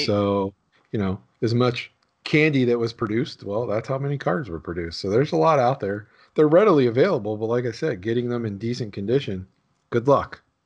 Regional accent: Pittsburgh, Pennsylvania, United States; I grew up there

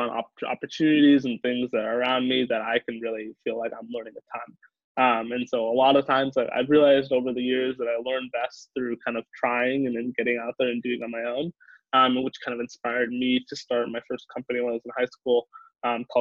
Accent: the Valley, California, United States; moved away as an adult; also born or lived in Boston; I grew up in the Valley, so I've grown up kind of seeing tech

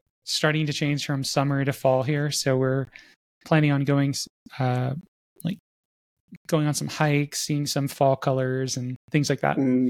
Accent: Florida, United States; now in Salt Lake City, United States; I grew up in Florida, and Florida's high point is 100 meters above sea level.

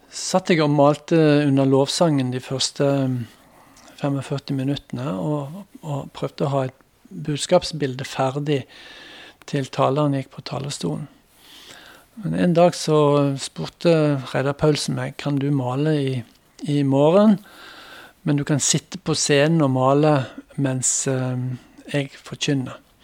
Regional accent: Randaberg, Rogaland, Norway; also born or lived in Bremanger, Vestland (born / 'nordfjording') / Bergen; now in Chad; jeg hadde en oppvekst også på Randaberg utenfor Stavanger

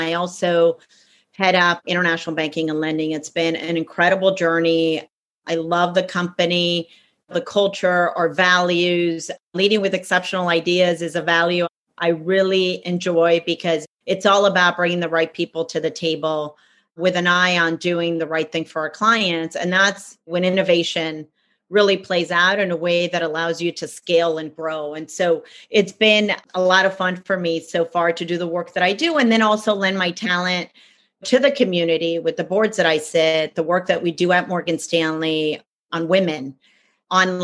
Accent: Cuba; now in United States; I'm originally from Cuba. That's where I was born. And we ended up in the States.

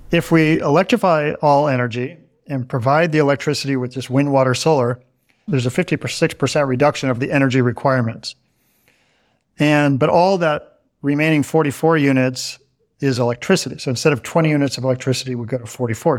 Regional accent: Northern California, United States; I'm from Northern California

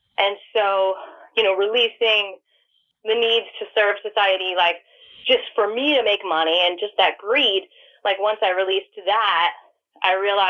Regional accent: New York, United States; now in Atlanta, United States; growing up in New York

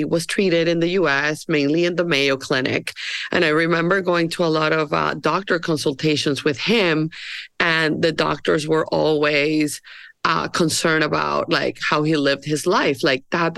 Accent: Barranquilla, Atlántico, Colombia; moved away; I am from Colombia and I grew up in Barranquilla.

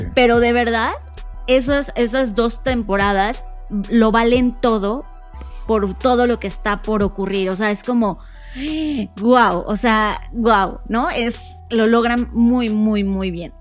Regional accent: Mexico; coincidimos con, e, con España como mexicanos

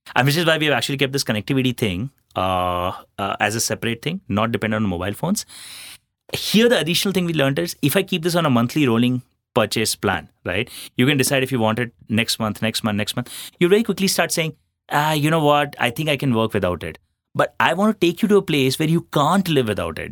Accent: Ahmedabad, Gujarat, India; moved away as an adult; also born or lived in Jodhpur / Chennai; I'm a Marwadi from Jodhpur, uh, but born and brought up in Ahmedabad

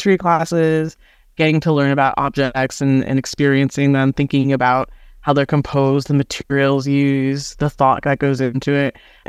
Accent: New Jersey, United States; I am born and raised in New Jersey and happy to be living here now. We're located in very northern Bergen County.

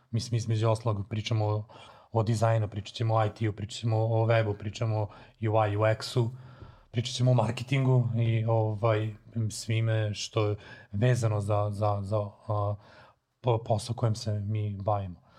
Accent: Serbia; kod nas u Srbiji

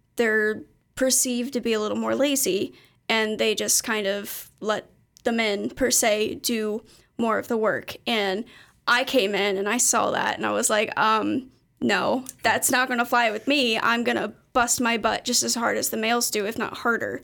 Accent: Erlanger, Kentucky, United States; I'm from Erlanger, which is only, like, twenty minutes from here.

